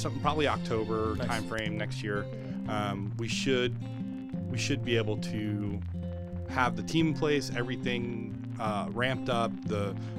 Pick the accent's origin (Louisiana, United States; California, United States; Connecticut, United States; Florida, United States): Florida, United States; Brevard County; moved away as an adult; I grew up over in Brevard County, and then I moved away, joined the Army, and went to go play soldier for a little while. And then came back here